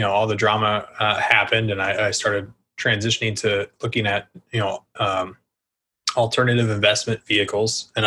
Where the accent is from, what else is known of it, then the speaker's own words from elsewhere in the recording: Denver, Colorado, United States; moved away as an adult; now in Austin, United States; I'm from Denver